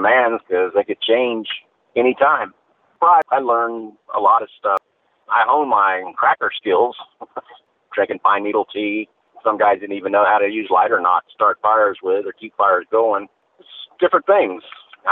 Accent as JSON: {"language": "English", "region": "Florida", "country": "United States", "tie": "born or raised there", "said": "born and raised in Florida"}